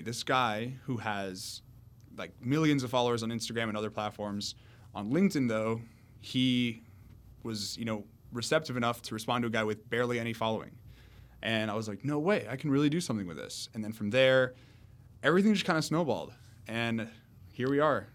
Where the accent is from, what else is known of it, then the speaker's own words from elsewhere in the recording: Miami, Florida, United States; also born or lived in Orlando; I grew up in Miami my whole life, 18 years